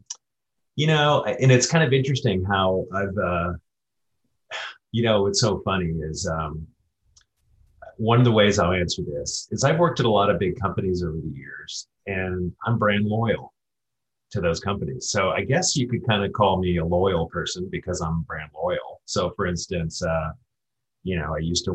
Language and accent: English; Ohio, United States; I'm from Ohio